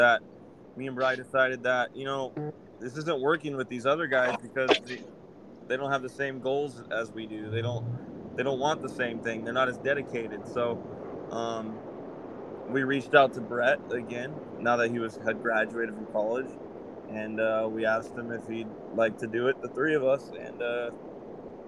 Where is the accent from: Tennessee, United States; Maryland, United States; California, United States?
California, United States; Orange County; We're three brothers from Orange County, California